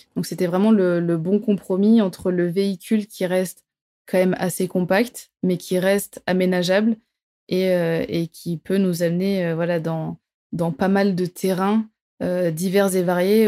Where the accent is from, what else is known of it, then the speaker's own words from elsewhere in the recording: south of France, France; je viens du sud de la France